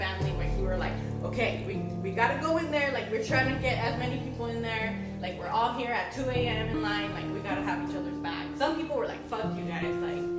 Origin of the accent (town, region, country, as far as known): Oxnard, California, United States